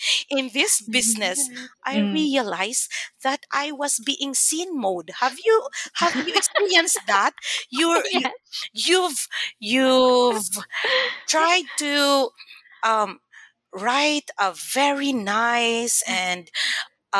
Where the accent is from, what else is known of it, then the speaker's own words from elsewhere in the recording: Mindanao, Philippines; first language Cebuano; English is a second language; moved away as an adult; also born or lived in Manila; I was raised in Mindanao, so I spoke very well in Bisaya, like vernacular language.